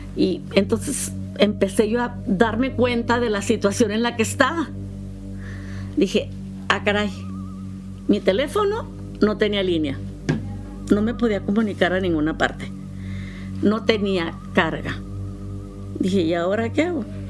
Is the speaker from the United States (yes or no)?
yes; United States; soy americana